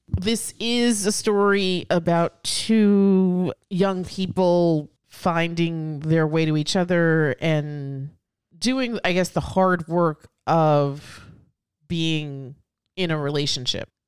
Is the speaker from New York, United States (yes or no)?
yes; New York City, New York, United States; as a New Yorker born and, and, and raised, I've, I've always loved my city